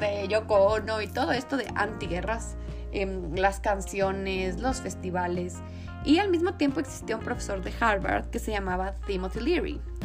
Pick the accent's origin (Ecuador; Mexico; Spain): Ecuador; also born or lived in England; como ecuatorianos, sino como latinoamericanos